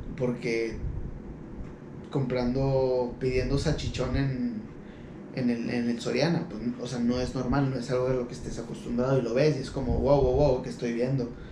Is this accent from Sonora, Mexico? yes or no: no; Ciudad Juárez, Chihuahua, Mexico; somos de Ciudad Juárez